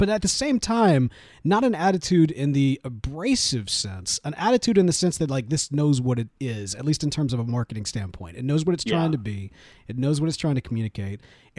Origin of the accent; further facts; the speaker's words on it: Mississippi, United States; moved away as an adult; now in Houston, United States; born and raised in Mississippi for the vast majority of my life